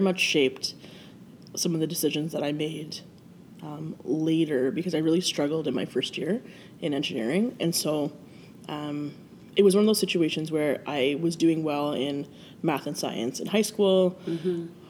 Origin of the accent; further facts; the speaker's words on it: Brantford, Ontario, Canada; I grew up in Brantford, which is about half an hour from here